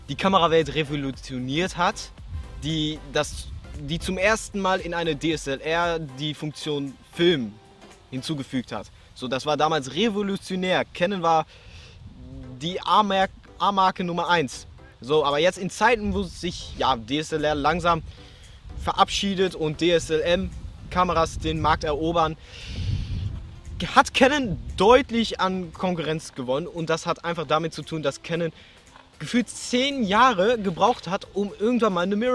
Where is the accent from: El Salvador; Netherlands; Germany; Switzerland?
Netherlands; ich bin ja Niederländer, also Führerschein weiß ja nicht.